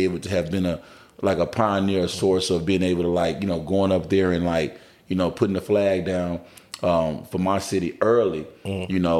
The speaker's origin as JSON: {"language": "English", "town": "Memphis", "region": "Tennessee", "country": "United States", "said": "I'm from North Memphis, and then I end up moving to East Memphis and finished out my high school up on the east side or whatever."}